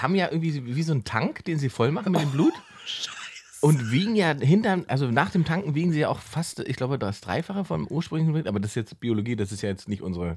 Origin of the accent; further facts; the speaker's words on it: Germany; ich bin ja Deutscher